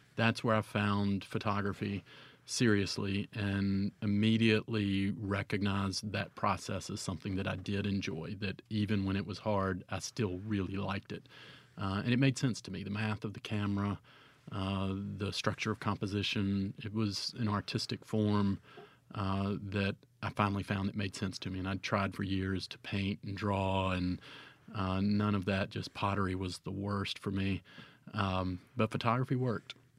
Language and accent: English; Cleveland, Mississippi, United States; also born or lived in Oxford, Mississippi; I was born and raised in Cleveland